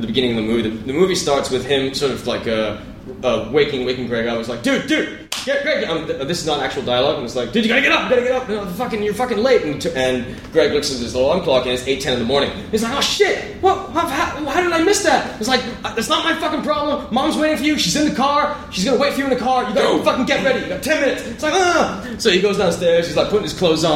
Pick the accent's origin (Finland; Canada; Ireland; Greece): Ireland; I'm Irish